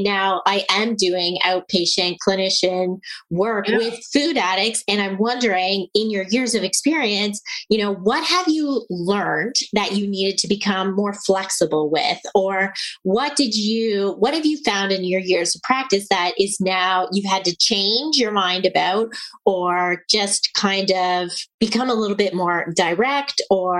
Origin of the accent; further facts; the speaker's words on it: Burlington, Ontario, Canada; I was born in Burlington.